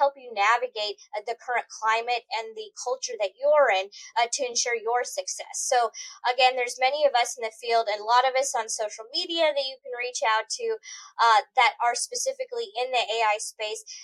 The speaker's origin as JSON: {"language": "English", "region": "Missouri", "country": "United States", "tie": "born or raised there", "also_born_or_lived": "Boston, Massachusetts", "said": "I'm from here"}